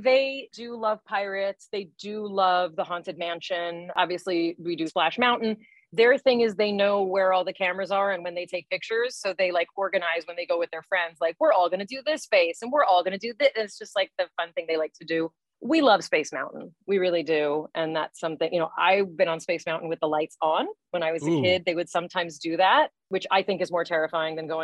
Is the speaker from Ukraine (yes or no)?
no; Southern California, United States; I grew up in Southern California